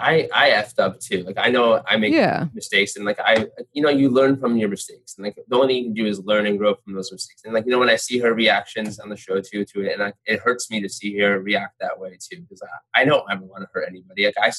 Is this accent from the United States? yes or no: no; North India, India; Yeah, I'm like, I'm North Indian, and I'm like, I was considered like very dark for North Indians.